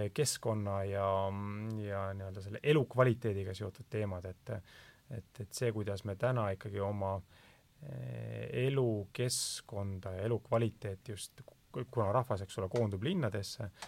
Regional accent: Türi, Järva County, Estonia; ma olen Kesk-Eestist Türilt.

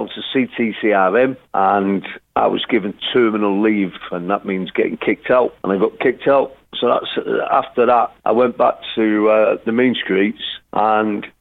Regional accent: Manchester, North West England, United Kingdom; also born or lived in Castlebar, Ireland / Stockport, England / Costa del Sol, Spain; So I grew up in Manchester

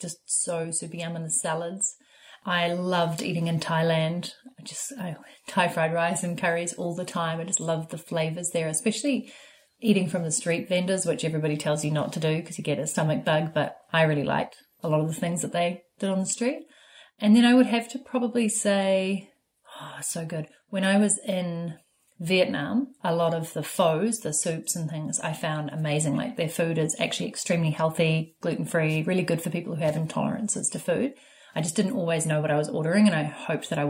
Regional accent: New Zealand; moved away; also born or lived in Vancouver; Growing up in New Zealand

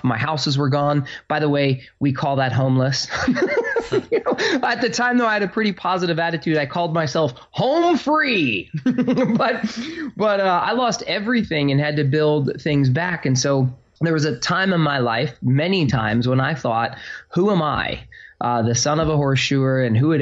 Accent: Phoenix, Arizona, United States; now in New Jersey, United States; I grew up in Phoenix, Arizona, with like I was the poor kid.

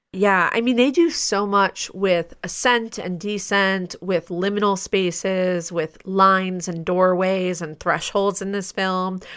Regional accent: United States; As an American viewer

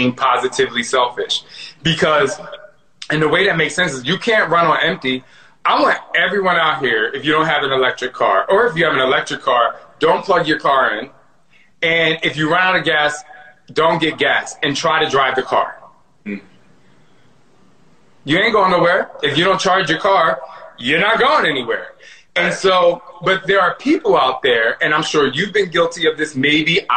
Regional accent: New Jersey, United States; growing up in Jersey

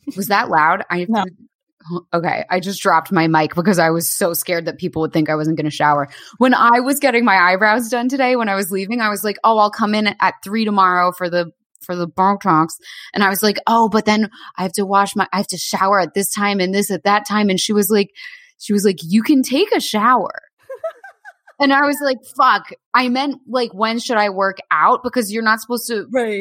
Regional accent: Bay Head, New Jersey, United States; also born or lived in New York; I was Bayhead

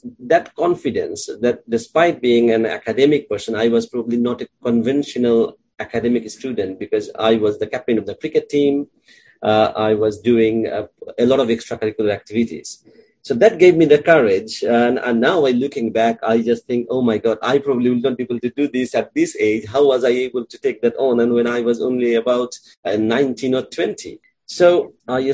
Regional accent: Bangladesh; moved away as an adult; also born or lived in Dhaka; now in United Kingdom; So I grew up in Bangladesh in different districts because my father was a government officer and we used to move from one city to another.

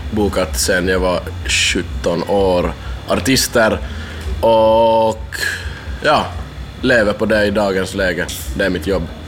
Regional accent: Finland; Min hemstad är typ 70 kilometer ifrån

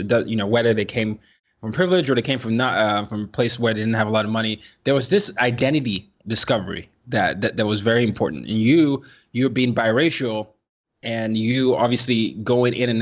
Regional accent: Nigeria; I'm from Nigeria

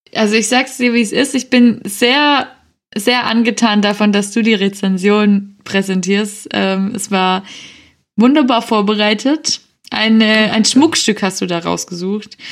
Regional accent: Swabia, Baden-Württemberg, Germany; ich ein kleines Spätzle bin

